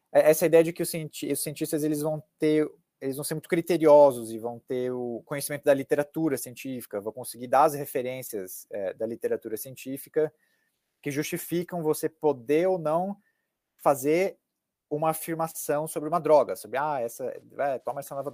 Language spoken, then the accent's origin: Portuguese; Cascavel, Paraná, Brazil; now in United States; explicar para elas que eu sou de Cascavel e de como é que é Cascavel, do interior do Paraná, do oeste do Paraná, da cultura do sul do Brasil